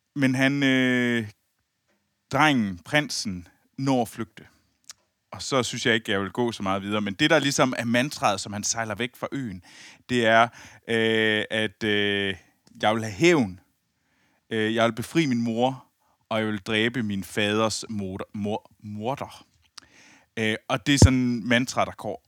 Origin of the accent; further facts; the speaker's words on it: near Skibild, Central Denmark Region, Denmark; moved away; Jeg sidder jo i mit gamle, i mit gamle værelse ja. øh, i, øh, i, i, lidt uden for Skibild, øh, hvor jeg voksede op